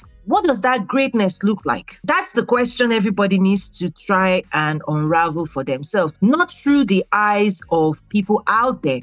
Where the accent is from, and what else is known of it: Nigeria; moved away as an adult; also born or lived in Abeokuta, Nigeria; now in United States